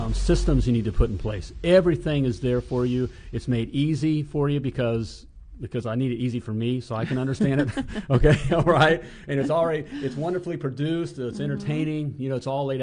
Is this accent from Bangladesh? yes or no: no; United States; I'm all American.